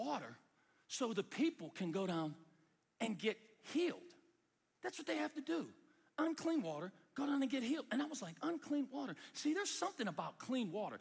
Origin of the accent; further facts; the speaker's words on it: United States; from the United States